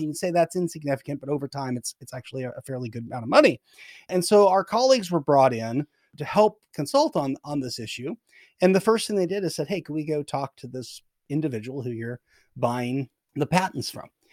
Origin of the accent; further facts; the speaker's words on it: Oregon, United States; I grew up in Oregon